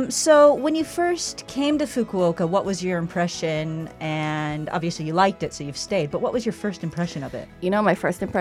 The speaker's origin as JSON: {"language": "English", "region": "Hawaii", "country": "United States", "said": "because I'm from Hawaii"}